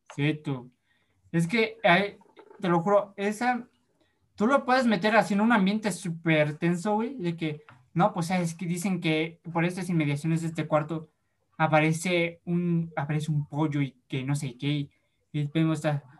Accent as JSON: {"language": "Spanish", "region": "Puebla", "country": "Mexico", "also_born_or_lived": "Yucatán", "said": "somos actores, somos poblanos"}